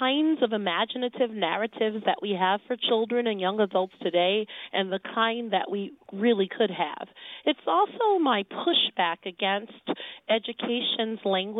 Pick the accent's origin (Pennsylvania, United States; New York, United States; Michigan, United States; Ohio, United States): Michigan, United States; Detroit; moved away; I grew up in Detroit